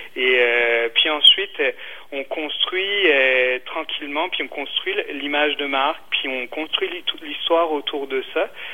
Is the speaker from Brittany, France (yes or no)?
yes; Brittany, France; moved away as an adult; now in Quebec, Canada; je suis originaire de Bretagne